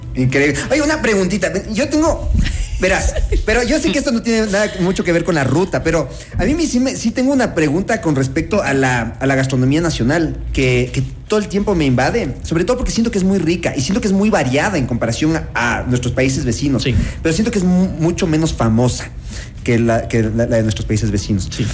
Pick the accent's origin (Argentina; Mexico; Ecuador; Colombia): Ecuador; Como ecuatorianos